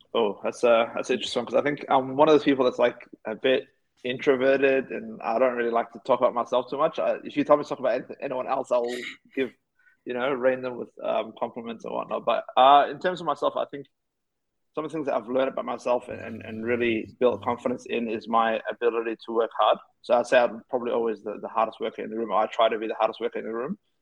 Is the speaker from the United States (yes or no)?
no; Australia; also born or lived in Somalia / Ethiopia; came to Australia at the age of five